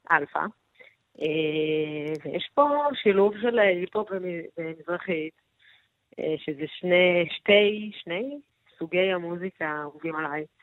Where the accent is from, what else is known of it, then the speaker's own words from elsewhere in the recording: Shoham, Central District, Israel; now in Tel Aviv, Israel; משוהם. לא מקום ככה... הכי שכונה